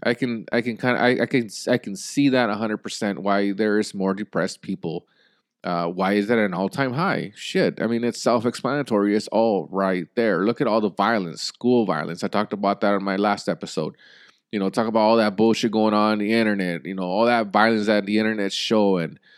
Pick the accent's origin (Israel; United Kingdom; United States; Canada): United States; as an American people